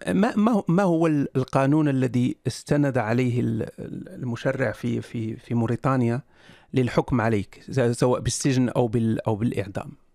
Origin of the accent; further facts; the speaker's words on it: Morocco; أنا مغربي